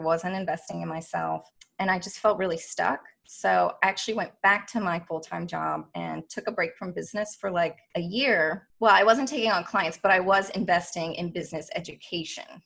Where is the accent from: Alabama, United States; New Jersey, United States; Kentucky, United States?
Kentucky, United States; moved away as an adult; now in Washington, D.C., United States; I was raised in Kentucky